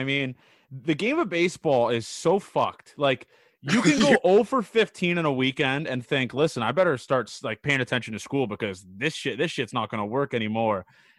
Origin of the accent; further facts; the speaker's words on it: California, United States; Because growing up in Cali, we had a guy on last week, Patrick Waggle.